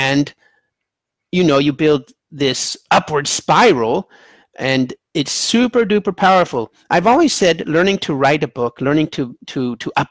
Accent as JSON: {"language": "English", "country": "United States", "said": "I'm American, so my books are in English."}